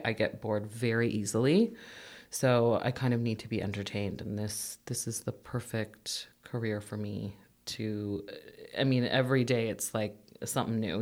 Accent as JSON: {"language": "English", "town": "Mississauga", "region": "Ontario", "country": "Canada", "tie": "born or raised there", "also_born_or_lived": "Etobicoke / Toronto / King City", "lives_now": "Oakville, Canada", "said": "I was born actually in Etobicoke. I lived most of my life in Mississauga. Um, went to school in uh, Mississauga as well"}